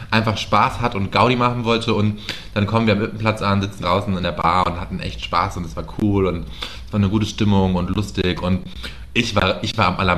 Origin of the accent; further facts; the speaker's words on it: Austria; ich bin ja Österreicher, ja. Ich bin Österreicher.